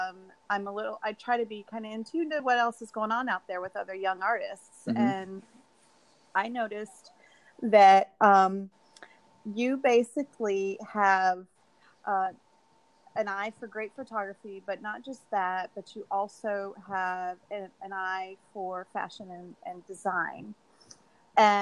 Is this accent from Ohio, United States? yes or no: yes; Ohio on Lake Erie, United States; moved away; I grew up in Ohio on Lake Erie.